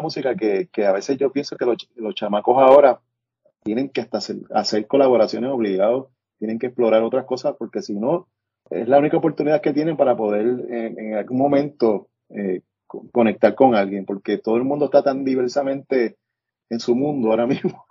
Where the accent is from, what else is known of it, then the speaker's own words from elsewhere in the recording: Puerto Rico; moved away; afuera yo escuchaba música que no escuchaba en Puerto Rico